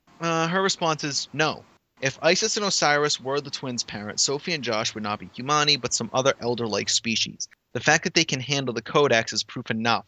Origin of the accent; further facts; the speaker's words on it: Massachusetts, United States; Hey! I'm from Massachusetts.